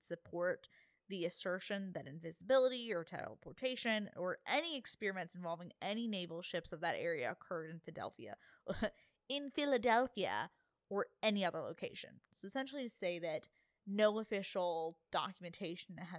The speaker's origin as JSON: {"language": "English", "country": "Bermuda", "said": "I'm from Bermuda."}